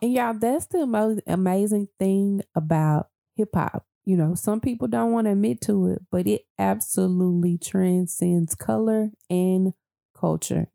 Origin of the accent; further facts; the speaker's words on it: Dallas, Texas, United States; I grew up in the Triple D